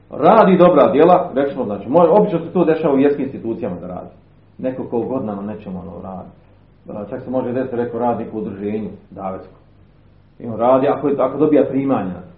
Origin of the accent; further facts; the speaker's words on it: Bosnia & Herzegovina; kod nas u Bosni